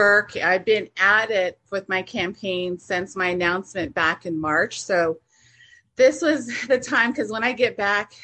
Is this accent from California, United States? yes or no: no; Monument Valley, Utah, United States; I'm from Monument Valley, Utah area. So I reside in San Juan County.